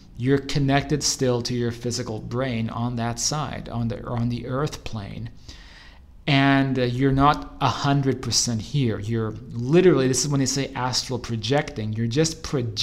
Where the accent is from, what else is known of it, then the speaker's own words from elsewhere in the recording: Arizona, United States; moved away; the same house I grew up in back in Arizona